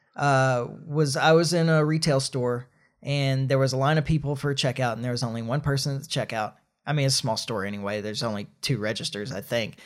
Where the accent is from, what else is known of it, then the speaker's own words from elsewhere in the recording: United States; as an American